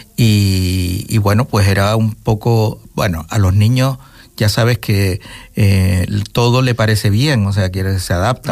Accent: Gran Canaria, Canary Islands, Spain; moved away as an adult; also born or lived in Venezuela; now in Fuerteventura, Spain; yo cuando ya tuve tres años, pues volvimos, o ellos volvieron, y yo con ellos, pero todavía un baby y volví a Gran Canaria y claro, toda mi familia y todo mi, entorno siempre ha sido

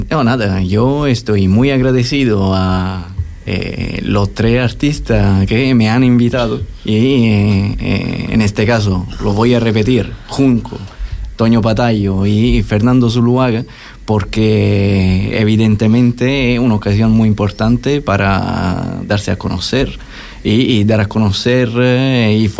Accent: Italy; Yo soy italiano, por ejemplo.

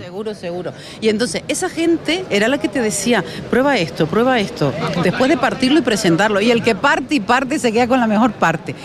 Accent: Gran Tarajal, Canary Islands, Spain; Agrocanarias en Gran Tarajal, se va a mi pueblo

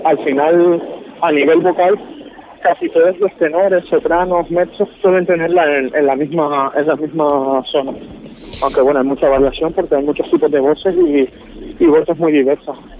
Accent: Las Palmas de Gran Canaria, Canary Islands, Spain; la orquesta de mi tierra, con, la orquesta filarmónica de Las Palmas

